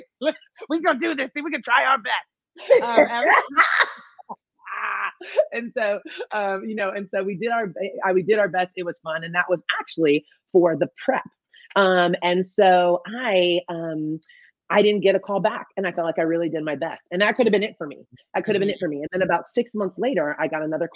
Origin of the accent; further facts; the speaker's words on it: Bradenton, Florida, United States; now in Ventura, United States; I am from Florida, from Bradenton, Florida